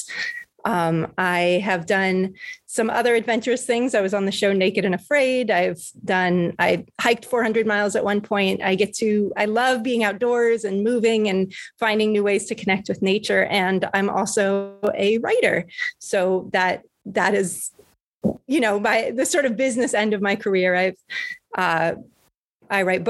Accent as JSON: {"language": "English", "region": "California", "country": "United States", "tie": "born or raised there", "also_born_or_lived": "Norway", "moved": "as an adult", "said": "I grew up in California and I moved to the Norwegian Arctic when I was 18 to learn dog sledding"}